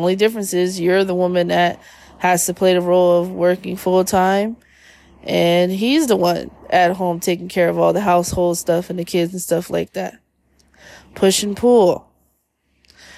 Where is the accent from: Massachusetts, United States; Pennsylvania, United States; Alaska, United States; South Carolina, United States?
Pennsylvania, United States; Philadelphia; we're from Philly